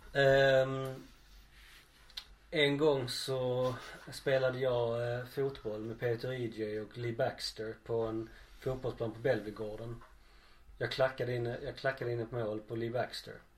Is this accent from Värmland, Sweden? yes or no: no; Skåne, Sweden; vi skåningar pratar grötigt